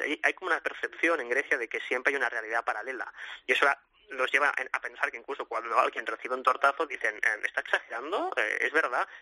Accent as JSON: {"language": "Spanish", "town": "Sabadell", "region": "Catalonia", "country": "Spain", "said": "los dos somos de Sabadell"}